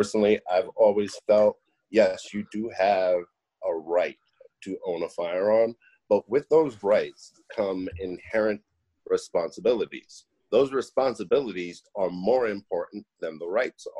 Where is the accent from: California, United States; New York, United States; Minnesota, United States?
New York, United States; moved away; I was born and raised in New York